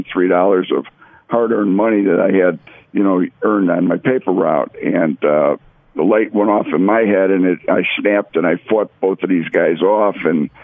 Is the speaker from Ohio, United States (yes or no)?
no; Chicago, Illinois, United States; moved away as an adult; also born or lived in Las Vegas; I grew up in Chicago on the south side, right near Midway Airport.